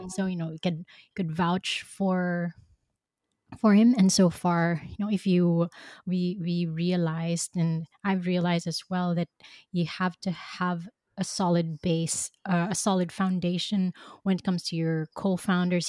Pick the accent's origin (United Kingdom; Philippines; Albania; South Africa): Philippines; moved away as an adult; now in Belgium; I grew up in the Philippines